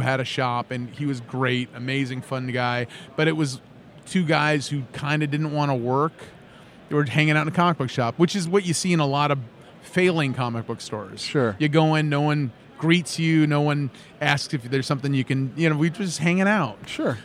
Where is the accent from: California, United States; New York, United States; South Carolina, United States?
California, United States; Los Angeles; moved away as an adult; also born or lived in Phoenix; now in Lafayette, United States; I'm from Los Angeles. I spent about three and a half years in Phoenix and then ended up in Louisiana